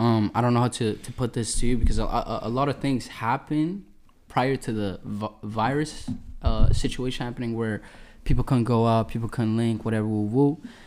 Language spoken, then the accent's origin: English; Edmonton, Alberta, Canada; I go by the name of … ladies and gentlemen. I'm a musician from Edmonton, Alberta.